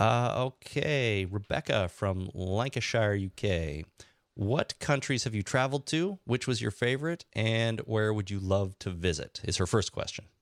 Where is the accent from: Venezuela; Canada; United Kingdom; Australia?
Canada; now in Toronto, Canada; I love being Canadian